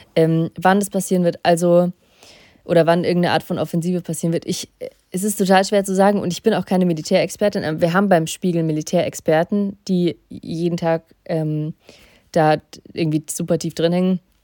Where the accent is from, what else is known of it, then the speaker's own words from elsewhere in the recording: Russia; ich bin in Russland geboren und ich kenne die russische Mentalität